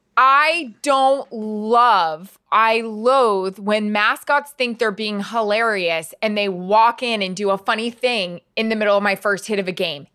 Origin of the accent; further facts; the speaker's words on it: Florida, United States; grew up in Florida